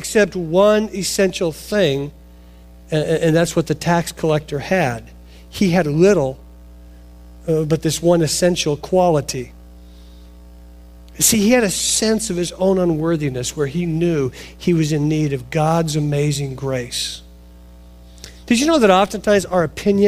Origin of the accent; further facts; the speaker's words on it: Portland, Oregon, United States; I grew up in Oregon, suburbs of Portland.